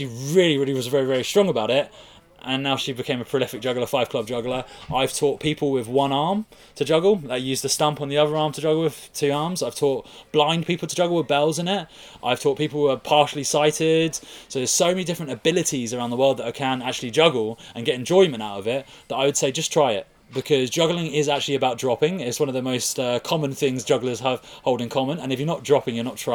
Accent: Brighton, South East England, United Kingdom; in Brighton, in my hometown

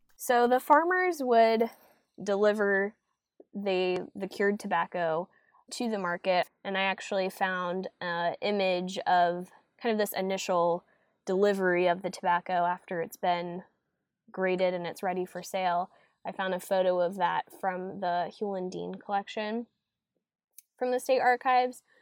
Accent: Fuquay-Varina, North Carolina, United States; growing up in Fuquay and being a North Carolina native

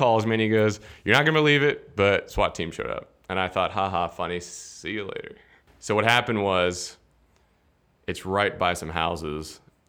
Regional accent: Cincinnati, Ohio, United States; now in Atlanta, United States; I'm originally from Cincinnati, Ohio, which is the cornhole capital of the U.S.

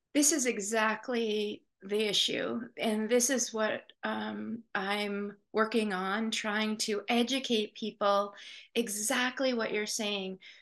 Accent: Portland, Maine, United States; I was born and raised here in Portland, um, and I still live in southern Maine

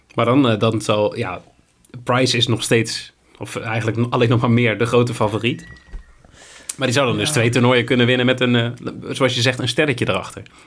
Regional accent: Netherlands; als Nederlanders

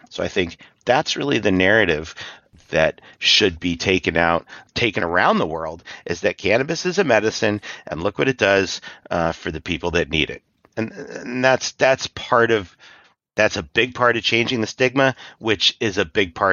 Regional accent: Ireland; Uh, I'm from Ireland, so I connected up with an Irish NORML.

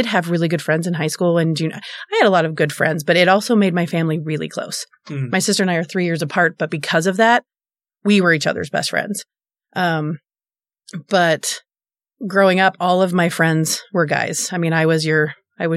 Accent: Bountiful, Utah, United States; I grew up in Bountiful

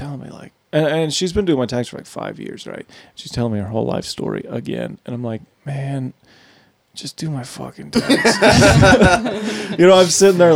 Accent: Texas, United States; also born or lived in Arizona; now in Nashville, United States; I'm from Texas

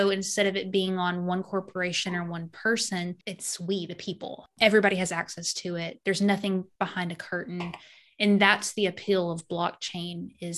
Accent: Arkansas, United States; also born or lived in Missouri; now in Georgia, United States; Arkansas, born and raised there. I spent a few years in Missouri and then I'm in Georgia now

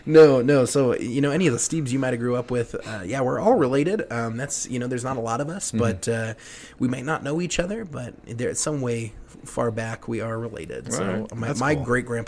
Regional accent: Fort Morgan, Colorado, United States; Fort Morgan is my hometown. Morgan County is where I'm from. My mom's from Brush

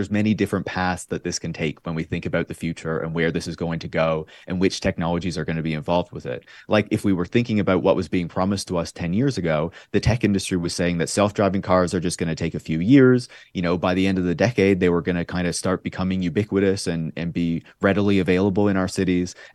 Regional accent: Newfoundland and Labrador, Canada; I'm from Newfoundland and Labrador

